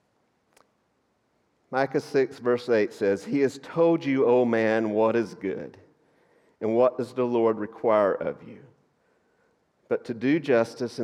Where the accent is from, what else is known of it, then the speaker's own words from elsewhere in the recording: North Georgia, United States; moved away; I grew up in North Georgia, and a lot of you would think I grew up in the mountains, but that's because you're flatlanders. I grew up in the hills